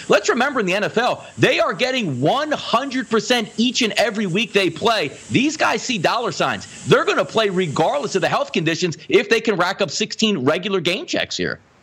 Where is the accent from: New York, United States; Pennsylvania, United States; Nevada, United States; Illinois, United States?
Pennsylvania, United States; Philadelphia; we grew up on Philadelphia.